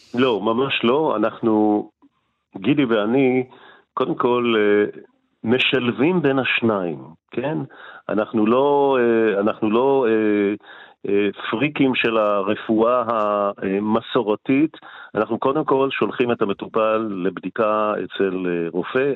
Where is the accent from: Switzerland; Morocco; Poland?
Morocco; now in Israel; אני בא ממרוקו